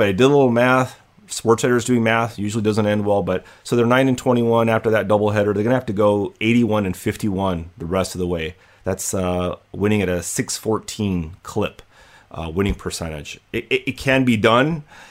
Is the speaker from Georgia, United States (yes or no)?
no; Hollywood, California, United States; It's my hometown, man. Hollywoodland.